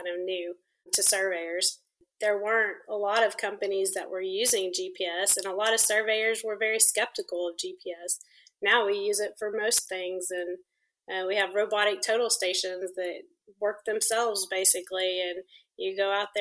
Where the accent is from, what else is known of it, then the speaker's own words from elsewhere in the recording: Abilene, Texas, United States; moved away as an adult; now in Austin, United States; I am originally from West Texas, from Abilene, and I moved to Austin in 2001